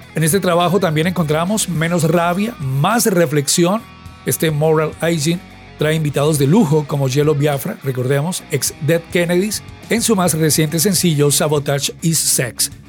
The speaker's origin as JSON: {"language": "Spanish", "town": "Cali", "region": "Valle del Cauca", "country": "Colombia", "said": "en nuestra ciudad, en Santiago de Cali, Colombia"}